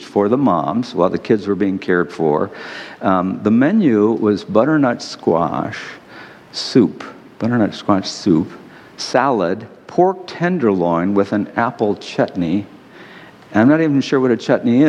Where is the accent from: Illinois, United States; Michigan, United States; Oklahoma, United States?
Michigan, United States; Detroit; I'm from Detroit